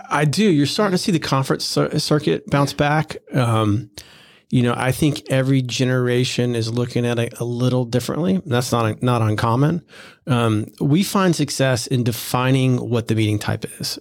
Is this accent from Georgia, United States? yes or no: no; Florida, United States; also born or lived in New York; now in Charleston, United States; I grew up in Florida